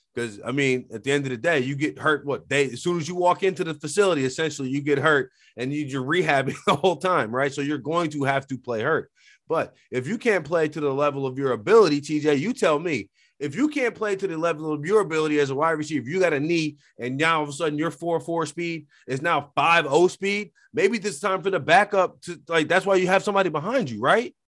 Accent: New Orleans, Louisiana, United States; my hometown team, the New Orleans Saints

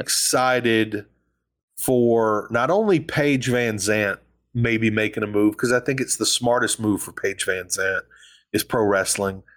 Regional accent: the South, United States; I'm from the South.

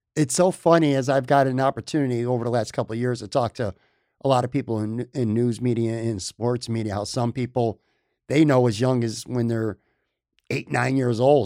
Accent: Buffalo, New York, United States; moved away as an adult; now in Florida, United States; born and raised in Buffalo

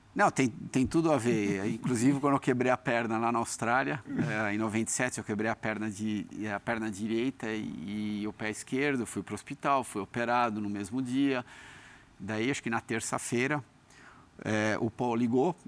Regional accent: Brazil; now in United States; Eu nasci no Brasil. Eu sou brasileiro.

